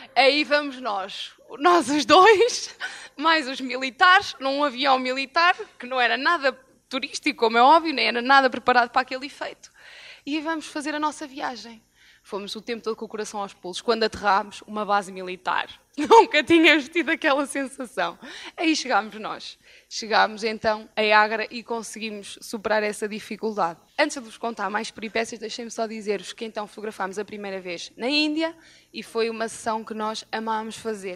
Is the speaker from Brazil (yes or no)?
no; Moimenta da Beira, Norte, Portugal; nós somos de Moimenta da Beira